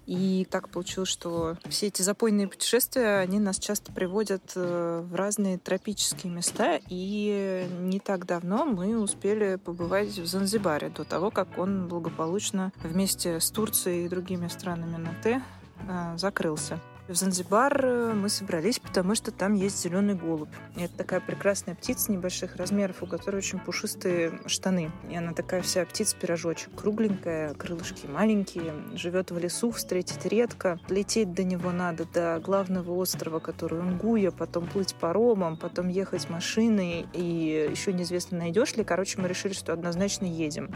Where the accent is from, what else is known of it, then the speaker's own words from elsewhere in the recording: Russia; мы из России